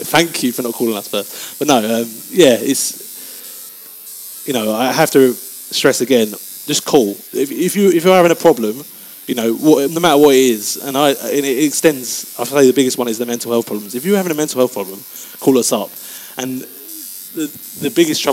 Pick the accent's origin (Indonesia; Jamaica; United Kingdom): United Kingdom; England; as English people